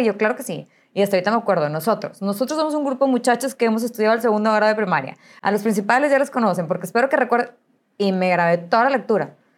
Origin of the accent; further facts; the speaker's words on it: Monterrey, Nuevo León, Mexico; Nací aquí en Monterrey, nací en La Conchita, o sea, tradicionalísimo de Monterrey